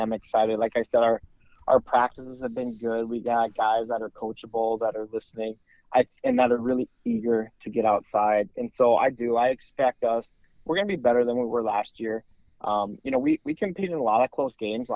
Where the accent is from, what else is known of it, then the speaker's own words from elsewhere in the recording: Montana, United States; now in East Grand Forks, United States; I grew up in Montana, and in Montana, we still don't have high school baseball.